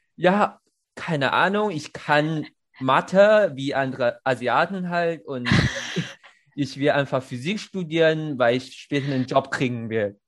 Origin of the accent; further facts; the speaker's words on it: China; German is a second language; moved away; als eine Chinese